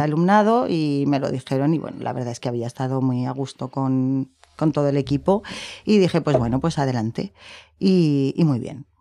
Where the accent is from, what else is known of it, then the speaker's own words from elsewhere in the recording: Zaragoza, Aragon, Spain; yo soy de aquí, mis padres son de Soria, de dos pueblecitos pequeñitos